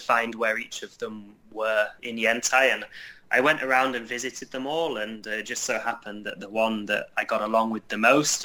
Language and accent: English; Yorkshire and the Humber, United Kingdom; moved away as an adult; now in China; where I was growing up in Yorkshire